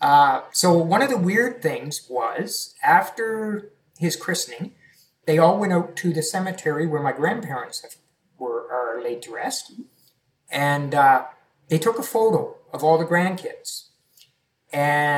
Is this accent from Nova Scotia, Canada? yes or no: yes; Yarmouth County, Nova Scotia, Canada; So I'm originally from Nova Scotia, mm-hmm. Yarmouth County.